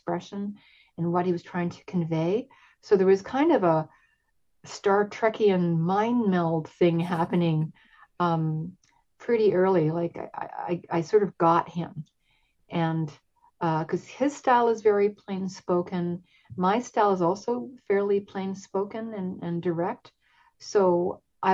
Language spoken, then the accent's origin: English; Vancouver, British Columbia, Canada; I grew up in Vancouver. I've been here since I was 4 years old and lived in different neighborhoods.